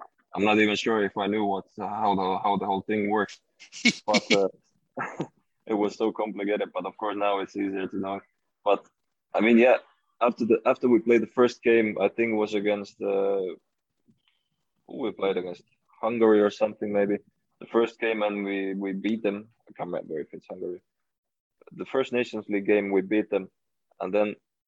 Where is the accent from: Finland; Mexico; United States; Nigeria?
Finland; moved away